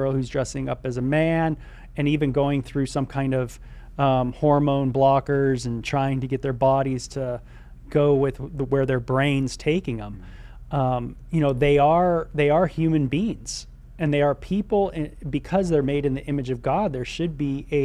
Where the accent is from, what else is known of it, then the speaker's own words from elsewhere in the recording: Southern California, United States; growing up in SoCal, you know, I grew up with a lot of people